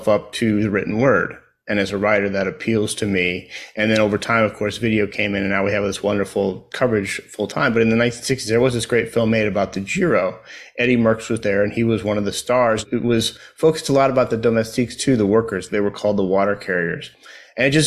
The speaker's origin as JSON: {"language": "English", "country": "United States", "lives_now": "Houston, United States", "said": "an American cycling fan"}